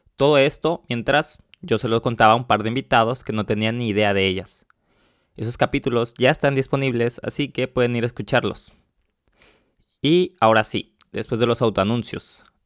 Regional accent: Mexico; moved away as an adult; now in Warsaw, Poland; yo soy de México, vivo en Varsovia

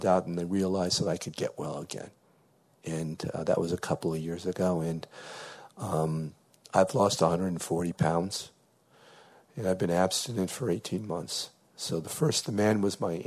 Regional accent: New Haven, Connecticut, United States; I'm from New Haven, Connecticut

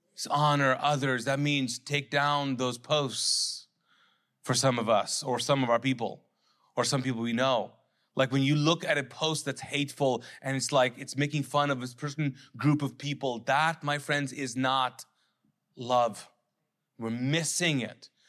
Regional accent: Pakistan; I'm a Pakistani man

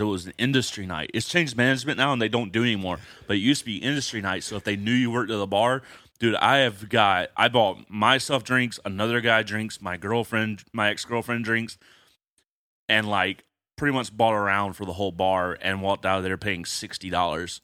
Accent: Atlanta, Georgia, United States; growing up in Atlanta

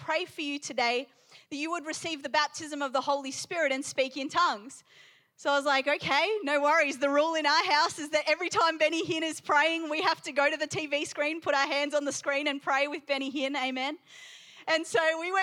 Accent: Palmerston North, Manawatū-Whanganui, New Zealand; also born or lived in England; I was born in England to a Persian father, Irish mother, and we moved to New Zealand when I was 2 years old. When I was 5 years old in Palmerston North, New Zealand

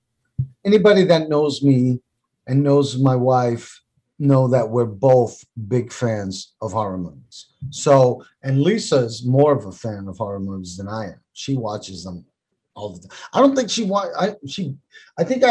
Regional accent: New York City, New York, United States; I grew up in the South Bronx

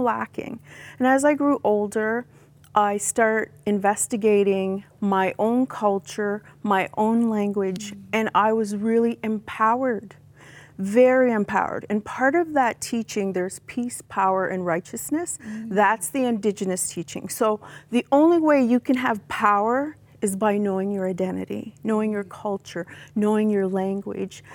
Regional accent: Six Nations of the Grand River, Ontario, Canada; growing up on Six Nations, it's an indigenous reserve, I was not taught my language or my culture

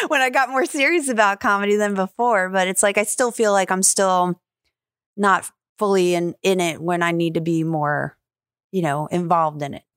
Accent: New York, United States; also born or lived in California; now in Jacksonville, United States; I'm from New York.

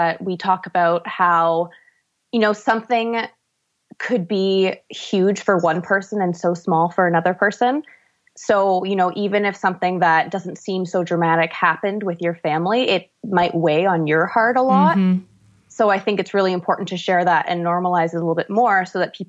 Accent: Ontario, Canada; also born or lived in Vancouver; I am from Ontario, where mountains are in short supply

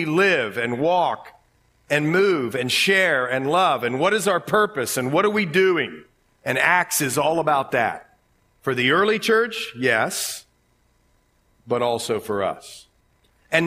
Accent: Ohio, United States; accent: Ohio; my Ohio accent

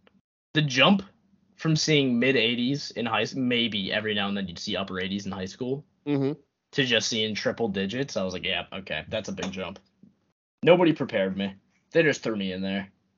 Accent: Boston, Massachusetts, United States; I grew up in Boston, so I'm a Red Sox fan. My whole family was Red Sox fans

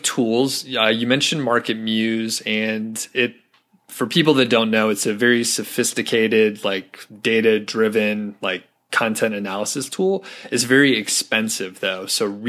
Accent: United States; I'm an American

